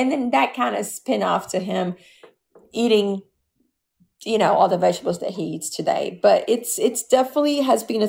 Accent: Brazil; moved away; growing up in Brazil, we had somebody that worked

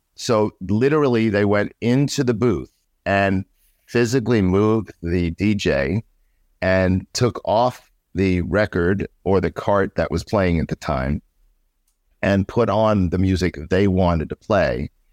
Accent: New York City, New York, United States; I grew up in New York, Queens, New York.

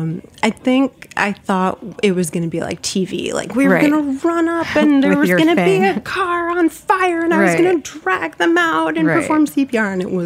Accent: South Florida, United States; I grew up in South Florida.

